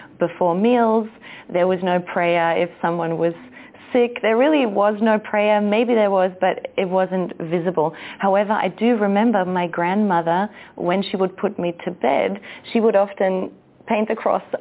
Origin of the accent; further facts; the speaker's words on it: Germany; moved away as an adult; also born or lived in Austria / Australia; now in Central America; I was born in Austria, raised in Germany, and then spent a decade in Australia